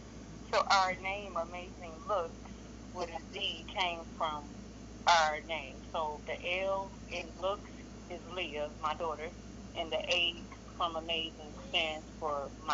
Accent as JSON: {"language": "English", "town": "Memphis", "region": "Tennessee", "country": "United States", "also_born_or_lived": "Miami, Florida", "moved": "yes", "lives_now": "Jacksonville, United States", "said": "I'm from Memphis, Tennessee. I reside in Florida now. Jacksonville, exactly. I just moved from Miami 3 weeks ago to Jacksonville."}